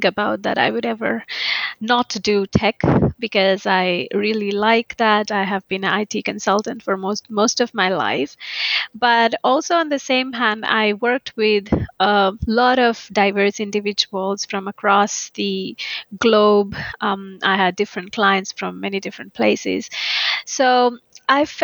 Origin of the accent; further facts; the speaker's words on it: India; moved away as an adult; now in Finland; I'm originally from India